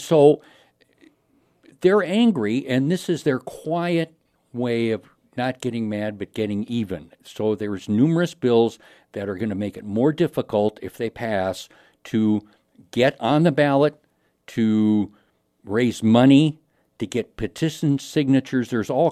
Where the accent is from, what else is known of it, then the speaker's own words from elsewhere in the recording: Chicago, Illinois, United States; also born or lived in Sioux City; now in Sioux Falls, United States; I was born and raised in Chicago.